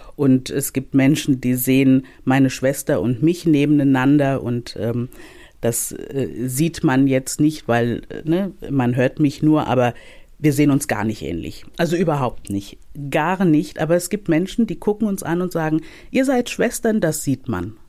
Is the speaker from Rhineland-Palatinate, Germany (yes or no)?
yes; Mainz, Rhineland-Palatinate, Germany; Ich bin, also ich bin in Mainz aufgewachsen. Ich bin auch in Mainz geboren